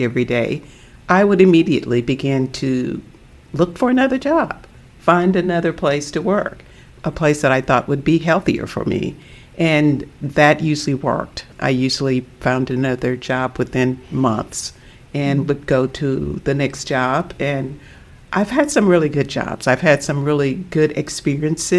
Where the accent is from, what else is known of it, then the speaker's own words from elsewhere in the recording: Southeast Arkansas, United States; growing up in Southeast Arkansas